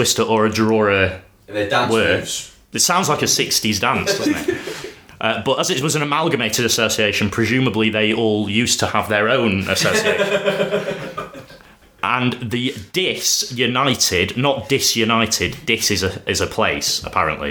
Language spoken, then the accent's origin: English; Sheffield, Yorkshire and the Humber, United Kingdom; my hometown of Sheffield